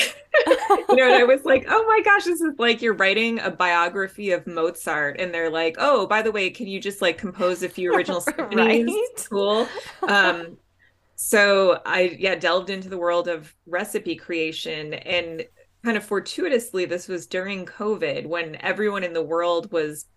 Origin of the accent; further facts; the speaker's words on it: Chicago, Illinois, United States; I grew up in Chicago